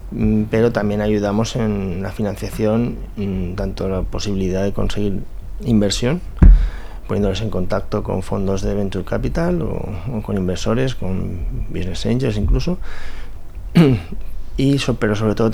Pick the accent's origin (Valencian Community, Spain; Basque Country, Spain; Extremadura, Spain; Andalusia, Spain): Valencian Community, Spain; moved away as an adult; soy valenciano